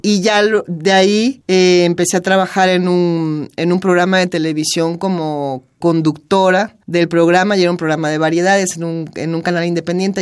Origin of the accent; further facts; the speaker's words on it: Mexico; moved away as an adult; also born or lived in Los Angeles / Spain; la misma nostalgia de mi tierra